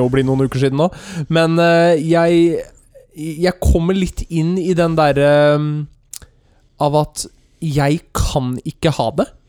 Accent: Løten, Innlandet, Norway; jeg er fra Løten

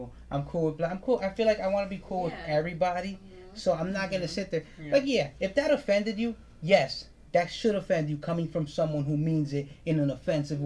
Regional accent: United States; I'm a goddamn Dominican American

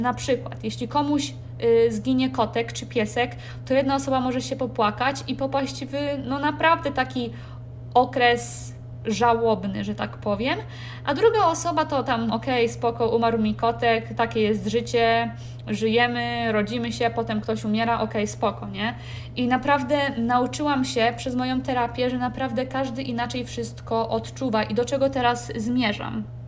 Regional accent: Kołobrzeg, West Pomeranian Voivodeship, Poland; moved away as an adult; also born or lived in Warsaw; w mieście, z którego, w którym się urodziłam, w Kołobrzegu

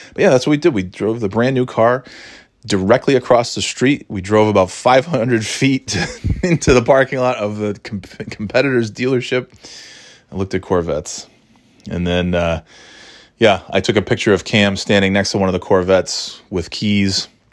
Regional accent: New York, United States; moved away as an adult; also born or lived in Florida / North Carolina / New England; now in New Hampshire, United States; I'm born and raised in New York.

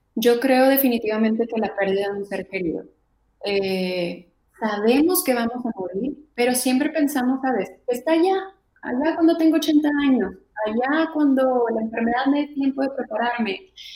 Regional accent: Mexico; como mexicanos o como latinos

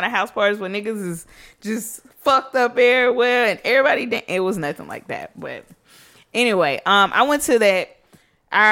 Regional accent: Birmingham, Alabama, United States; moved away; I'm from Birmingham, but not being here for so long, I don't really have friends here

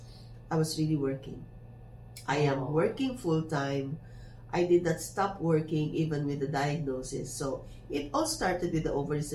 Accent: Philippines; I am very popular in my hometown as the Sampaguita girl.

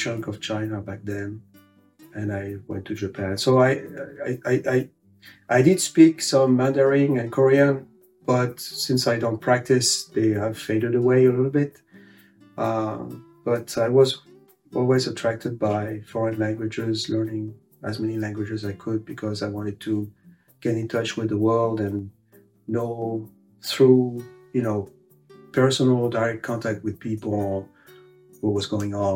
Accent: Paris, Île-de-France, France; English is a second language; moved away as an adult; now in Cambridge, United States; I grew up in Paris. That's where I was born.

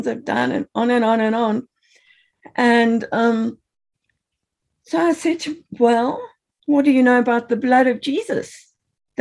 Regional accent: Zimbabwe; moved away; I grew up in Rhodesia, which is now Zimbabwe

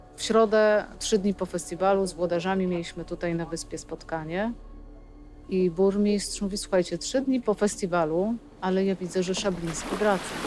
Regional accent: Wolin, West Pomeranian Voivodeship, Poland; Po prostu urodziłam się w Bolinie

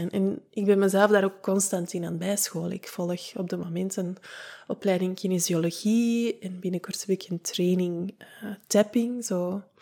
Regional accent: United Kingdom; als Brit zijnde met de wijsheid die dat ik bezit

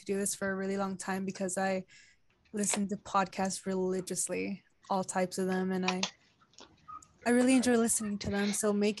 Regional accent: Houston, Texas, United States; I'm from Houston, Texas

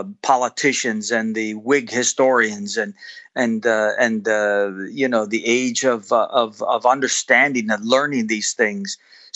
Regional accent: United States; I'm an American and I love my country.

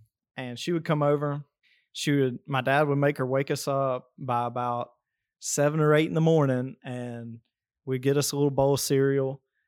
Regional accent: Alabama, United States; I mean, I grew up down here in South Alabama in a very country family. I mean, my grandparents have a farm, and I grew up on the farm for most summers.

